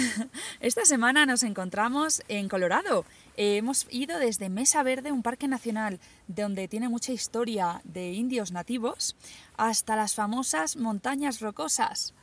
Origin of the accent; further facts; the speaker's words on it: Spain; first language Spanish; yo soy española